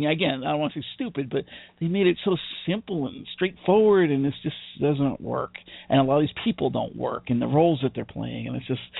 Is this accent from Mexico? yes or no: no; United Kingdom; I'm British. I know how to handle this. We we know how to queue up like nobody's business.